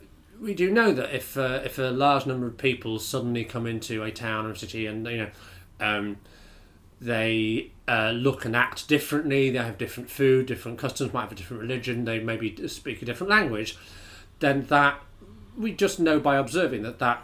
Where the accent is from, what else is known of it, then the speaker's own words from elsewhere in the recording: Bradford, Yorkshire and the Humber, United Kingdom; I'm from Bradford, right? Which has a very, very high Pakistani, Bangladeshi and Indian communities.